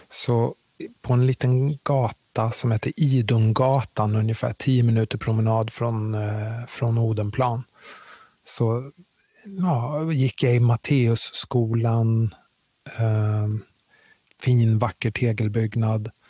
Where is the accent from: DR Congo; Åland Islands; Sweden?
DR Congo; Kinshasa; born there; jag är född i Kongo, Kinshasa, huvudstaden i Kongo. Uh, av eh, svensk far och kongolesisk mor.